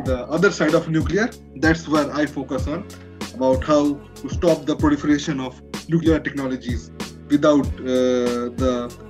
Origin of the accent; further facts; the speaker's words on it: India; moved away as an adult; now in Moscow, Russia; I am from India. I also study in the same place that Drew studies in Moscow, MIFI